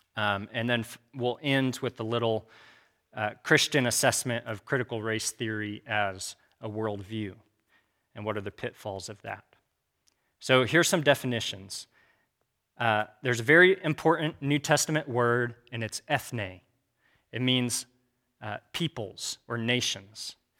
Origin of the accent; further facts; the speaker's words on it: Kansas, United States; also born or lived in Abilene, Texas; I was raised in Kansas